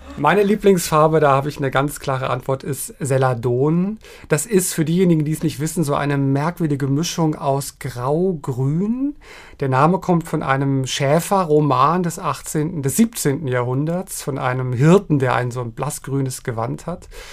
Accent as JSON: {"language": "German", "region": "Berlin", "country": "Germany", "tie": "born or raised there", "moved": "yes", "said": "ich bin ja in West-Berlin groß geworden"}